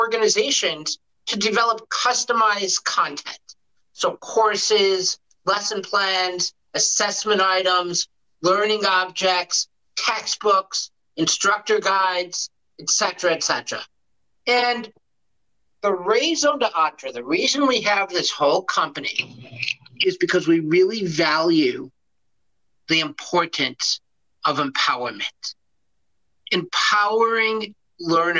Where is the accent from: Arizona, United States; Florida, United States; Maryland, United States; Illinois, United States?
Illinois, United States; Chicago; also born or lived in Michigan State University / outside Detroit, Michigan; now in Detroit, United States; I grew up in Chicago, and my first job was as a teacher